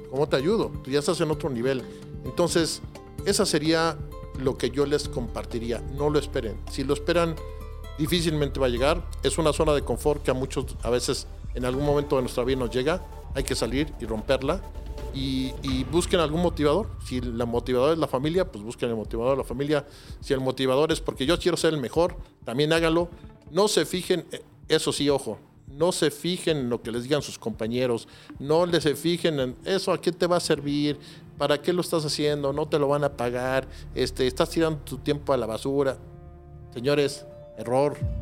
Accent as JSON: {"language": "Spanish", "region": "Mexico City", "country": "Mexico", "said": "yo sí vengo de Coyoacán"}